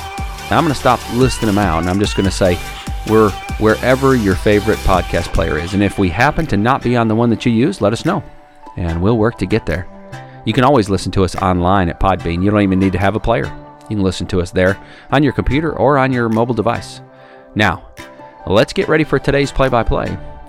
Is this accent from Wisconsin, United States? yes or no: yes; Wisconsin, United States; moved away as an adult; now in Alabama, United States; I'm originally from Wisconsin.